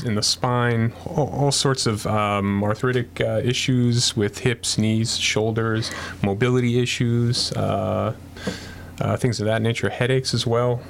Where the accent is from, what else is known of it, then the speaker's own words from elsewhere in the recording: Yonkers, New York, United States; also born or lived in Bronx, New York; originally from the Bronx. Uh, yeah. Grew up in Lower Westchester, Yonkers